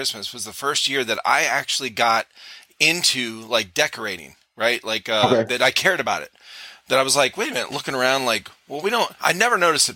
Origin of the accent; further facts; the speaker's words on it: Northeast, United States; now in South Carolina, United States; I grew up in the Northeast.